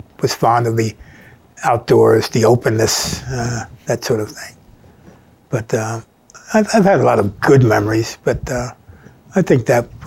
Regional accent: King of Prussia, Pennsylvania, United States; also born or lived in Bryn Mawr, Pennsylvania / Garrett Hill, Pennsylvania; growing up on Rebel Hill.

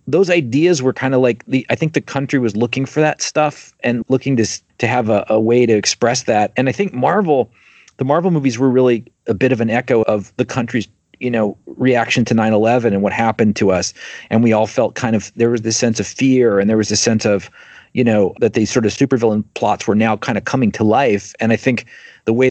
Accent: Troutdale, Oregon, United States; I grew up in Troutdale, Oregon, which is, you know, on the east side of Portland

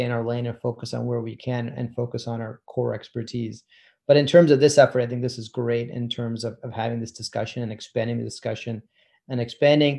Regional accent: Lehigh Valley, Pennsylvania, United States; also born or lived in Maryland / Boston; I grew up mostly in the Lehigh Valley, which is a large area in Pennsylvania, north of Philadelphia by about an hour, and pretty much grew up there entirely from kindergarten through my college education

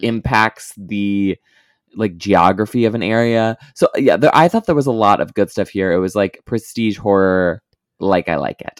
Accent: Midwest, United States; growing up in the Midwestern evangelical circuit

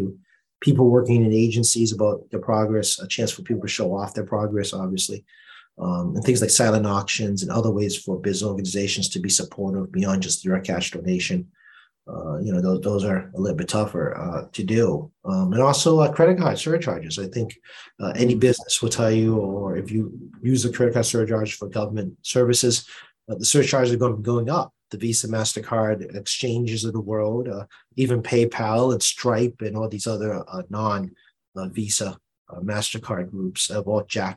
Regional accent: Boston, Massachusetts, United States; accent: Boston; my Boston accent came out again

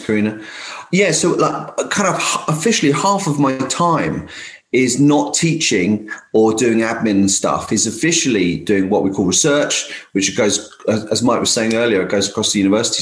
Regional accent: London, United Kingdom; now in Essex, United Kingdom; I come from London originally. I'm a bit of a like, London kid really

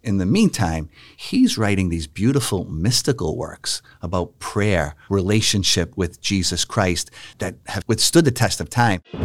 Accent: Boston, Massachusetts, United States; I grew up knowing the friars in my hometown of Boston, Massachusetts

